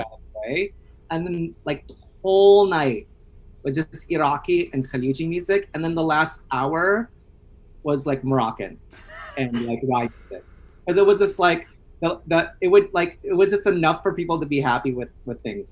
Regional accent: United States; now in New York City, United States; I'm Filipino American

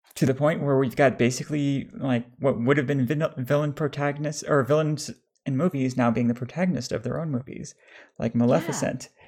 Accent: United States; I was raised in America

